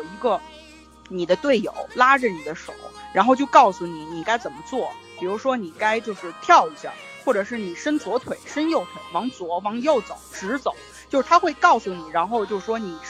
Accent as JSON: {"language": "Chinese", "country": "China", "said": "因为我我发现就是说我们那个团队里面的包括。呃，像日本人什么的，其实跟我们中国人是很像的。"}